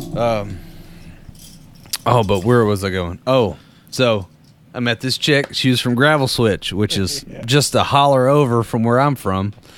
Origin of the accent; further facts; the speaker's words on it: Danville, Kentucky, United States; I'm from Danville, which is in the middle of uh, Boyle County in the middle of uh, Kentucky